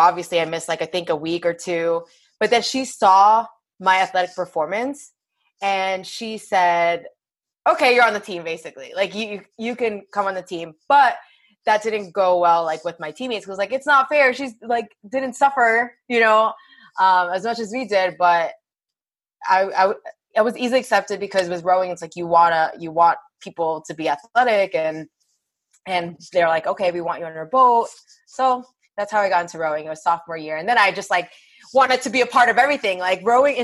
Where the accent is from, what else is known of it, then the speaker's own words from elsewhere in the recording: Belleville, New Jersey, United States; also born or lived in Clifton, New Jersey; I grew up in Belleville, which is in New Jersey